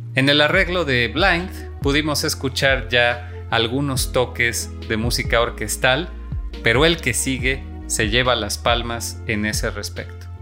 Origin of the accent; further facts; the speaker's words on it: Mexico; en mi país, en México